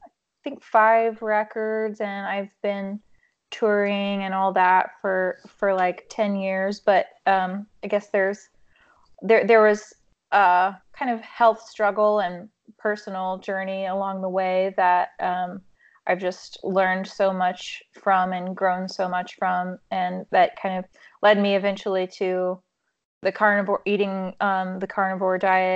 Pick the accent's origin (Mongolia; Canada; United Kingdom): Mongolia; now in United States; I grew up in Mongolia. My parents were missionaries, and long story short, I ended up coming back to the U.S., ended up in Nashville